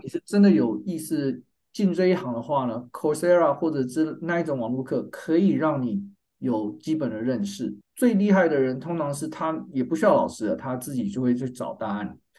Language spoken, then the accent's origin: Chinese; Taiwan; moved away as an adult; also born or lived in North Carolina, United States; now in San Diego, United States; 我的背景是我在台湾出生长大 我在台湾念到大学毕业，我是交大，交通大学工业工程系毕业的